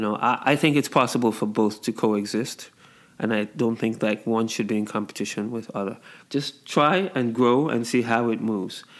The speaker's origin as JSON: {"language": "English", "country": "Nigeria", "tie": "born or raised there", "also_born_or_lived": "England", "moved": "yes", "said": "I grew up in Nigeria and uh, spent some time in England."}